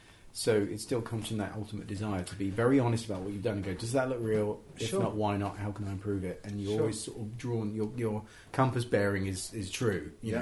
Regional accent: England, United Kingdom; I'm very English, I'm very couched in that kind of traditional thing, quite a conservative background

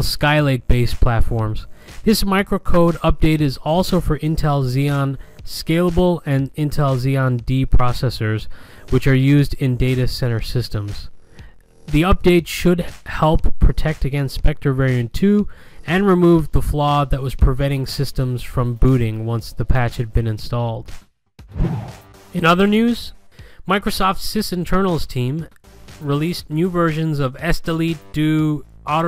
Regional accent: Galway, Connacht, Ireland; I am from Galway in the west of Ireland

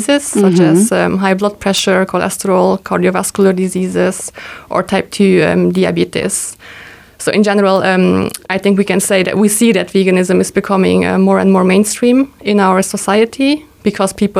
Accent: Luxembourg; also born or lived in Hungary / Malta / Tokyo, Japan; I was born in Hungary, but I grew up here in Luxembourg

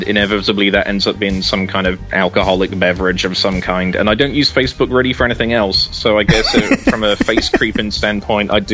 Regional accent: United Kingdom; now in United States; As you can probably tell from my accent, I'm from the UK. I'm the only one of my family that lives in the US

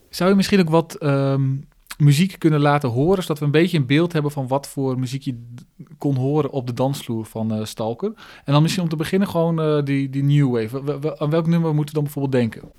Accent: Groningen, Netherlands; ik kom dus uit Groningen

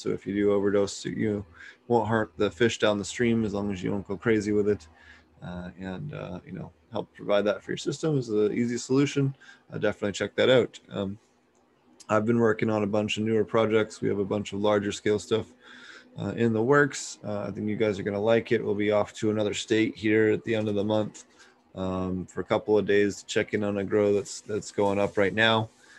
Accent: East Coast, United States; If you guys don't know, I'm from the East Coast, so it was really cool to have a fellow East Coaster on the show.

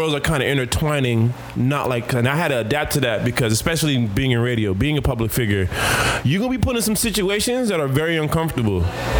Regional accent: Jamaica; And me being Jamaican, not trying to, I'm trying to be a better version of me, not be in my homophobic, ignorant ways and be that Jamaican.

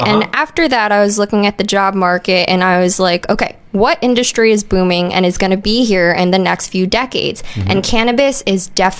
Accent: New York, United States; moved away as an adult; now in Maui, United States; Well, I'm originally from New York, guys, so I'm not really from here, but I just arrived in April around 4:20.

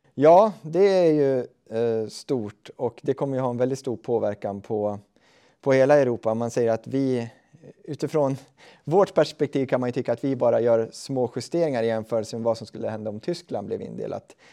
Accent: Östhammar, Uppsala County, Sweden; jag kommer ju själv från Östhammars kommun

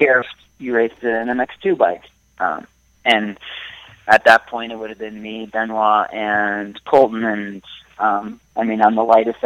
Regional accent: Ottawa, Ontario, Canada; I'm from Ottawa originally

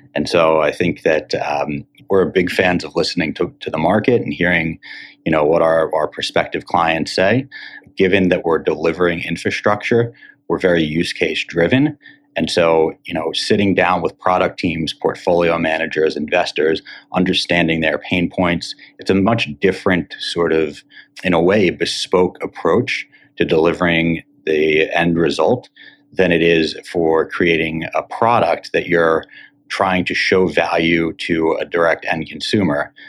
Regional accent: Cherry Hill, New Jersey, United States; also born or lived in Syracuse, New York; now in Miami, United States; I grew up in Cherry Hill, New Jersey, not too far from the Penn campus

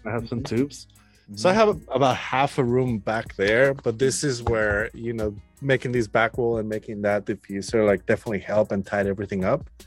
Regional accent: Mexico City, Mexico; now in Austin, United States; I'm from Mexico City. Um, I live in Austin, Texas now

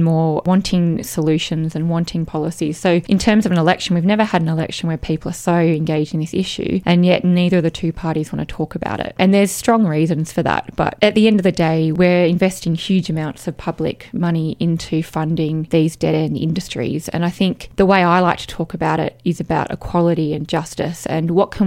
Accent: Canberra, Australian Capital Territory, Australia; I was from Canberra

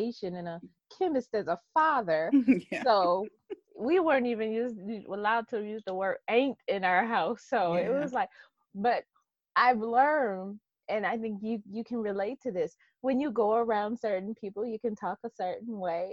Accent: Detroit, Michigan, United States; born or raised there

